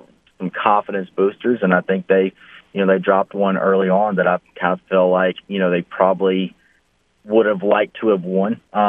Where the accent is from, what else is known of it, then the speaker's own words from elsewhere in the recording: Alabama, United States; moved away as an adult; also born or lived in North Louisiana; now in Louisiana, United States; back in my home state of Alabama.